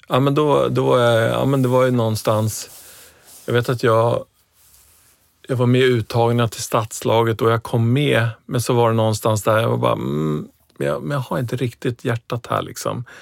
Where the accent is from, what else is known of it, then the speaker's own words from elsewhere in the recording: Stockholm, Stockholm County, Sweden; där jag växte upp så, ja men, det var en, eh, förort i Stockholm